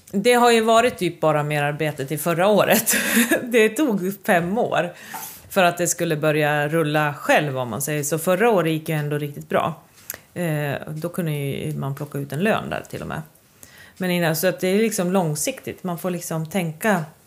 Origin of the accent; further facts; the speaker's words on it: Sweden; jag är otroligt stolt svensk bonde